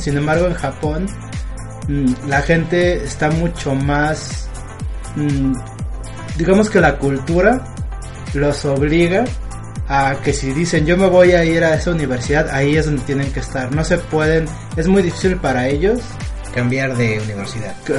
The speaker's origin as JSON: {"language": "Spanish", "country": "Mexico", "said": "aquí en México"}